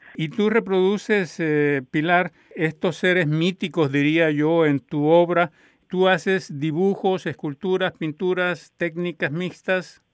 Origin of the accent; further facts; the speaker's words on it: Colombia; now in Canada; yo soy de Colombia, llegué aquí hace 44 años